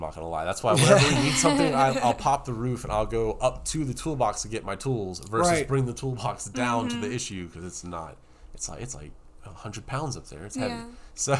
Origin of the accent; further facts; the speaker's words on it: Georgia, United States; but we're from Georgia.